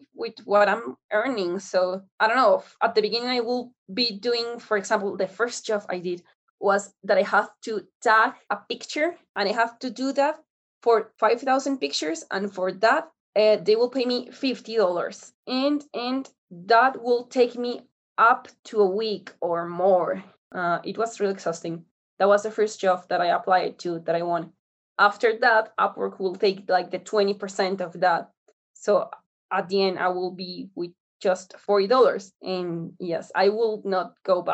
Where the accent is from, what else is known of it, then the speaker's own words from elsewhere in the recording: Colombia; I'm from Colombia.